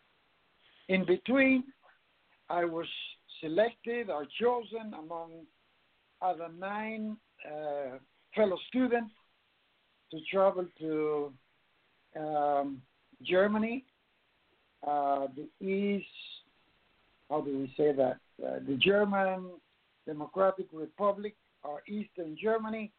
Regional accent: Banes, Holguín, Cuba; moved away as an adult; now in United States; I was born in Cuba in 1938 in a sugarcane plantation by the name of Banes on the northeastern side of Cuba

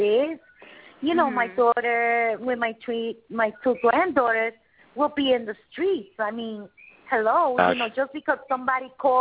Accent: Puerto Rico; I'm from Puerto Rico, from the Caribbean.

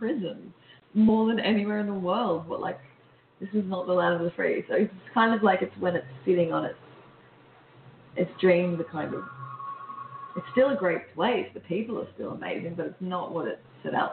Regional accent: Australia; also born or lived in London; we're Australian

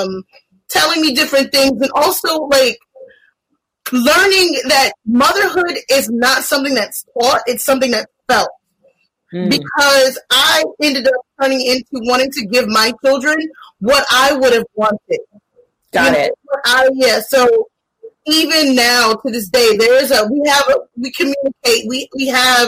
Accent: the South, United States; growing up in the South

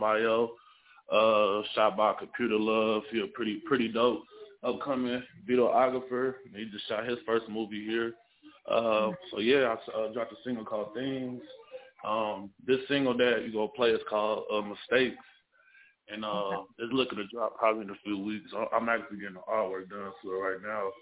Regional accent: Indianapolis, Indiana, United States; I'm from Indianapolis, Indiana, 317

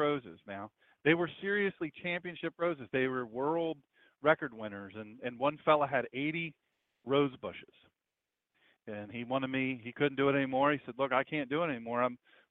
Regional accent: Sussex County, Delaware, United States; I grew up in Sussex County, Delaware, with Dewey Beach and Bethany Beach and Rehoboth Beach

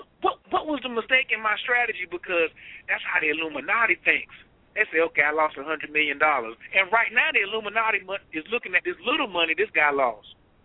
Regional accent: North Carolina, United States; Boy, this North Carolina boy, what's wrong with you? Everybody's always talking about my accent.

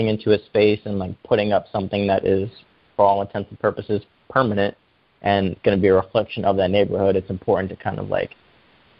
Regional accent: New York City, New York, United States; moved away as an adult; also born or lived in Canada / Michigan; now in Seattle, United States; I grew up in the South Bronx, and there were no, you know, there were no fine art classes

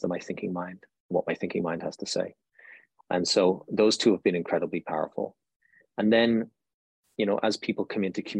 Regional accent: Ireland; now in United States; I'm Irish, so we grew up with this cosmology

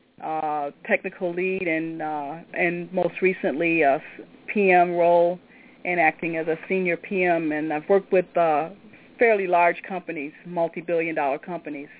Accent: Detroit, Michigan, United States; moved away; also born or lived in Hartford, Connecticut; I'm originally from Detroit

